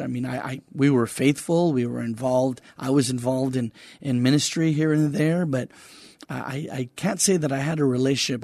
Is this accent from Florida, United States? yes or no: no; Donna, Texas, United States; moved away as an adult; also born or lived in Weslaco, Texas; now in San Antonio, United States; I lived in Donna, Texas until I was about twenty-one when I got married